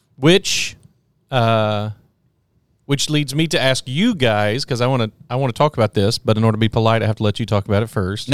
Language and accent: English; Texas, United States; I'm from Texas